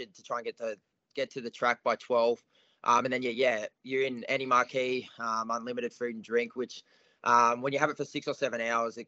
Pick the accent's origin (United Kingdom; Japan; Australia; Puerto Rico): Australia; King Island, Tasmania; now in Melbourne, Australia; all my mates I grew up with on King Island